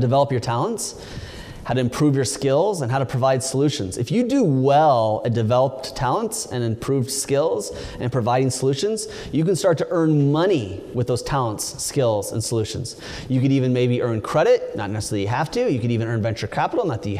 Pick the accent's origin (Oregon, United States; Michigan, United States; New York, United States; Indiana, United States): Oregon, United States; also born or lived in California; I grew up in Oregon